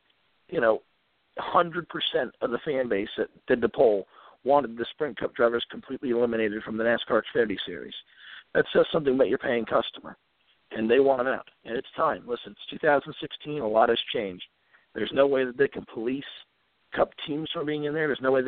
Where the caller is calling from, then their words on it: Virginia, United States; … from Virginia.